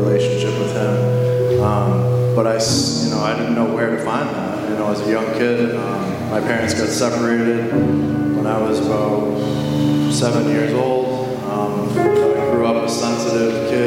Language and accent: English; Northborough, Massachusetts, United States; I'm from Northborough, Massachusetts